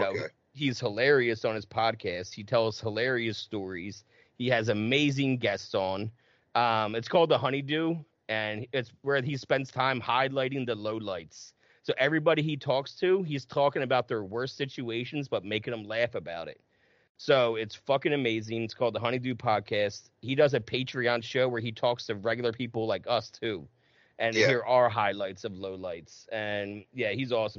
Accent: New Jersey, United States; We're both from Jersey

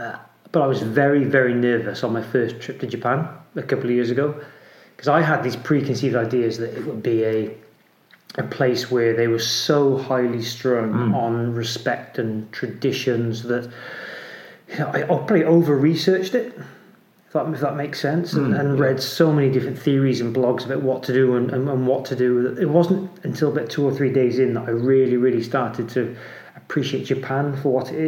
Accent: East Midlands, United Kingdom; There's no being a Welshman living in England and where I'm from in Derbyshire, you can pretty much count them on one hand.

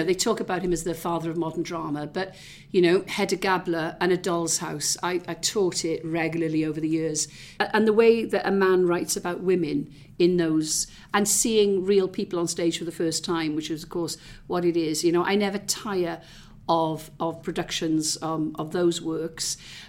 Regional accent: Pontygwaith, Wales, United Kingdom; moved away as an adult; also born or lived in Tylerstown; But I'm a Valleys girl. I was born in Tylerstown in the Rhondda. Grew up largely in Pontygwaith. Parents moved to Porth just before I left.

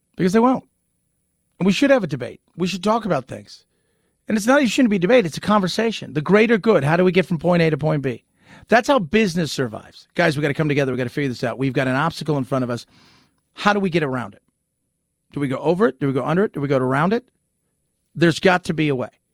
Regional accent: California, United States; When I was a kid growing up in California

